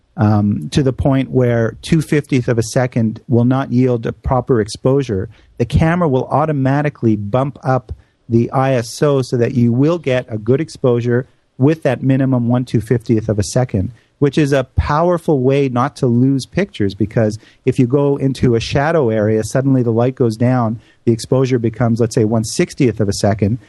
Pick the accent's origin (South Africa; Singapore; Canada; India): Canada; moved away; my home country of Canada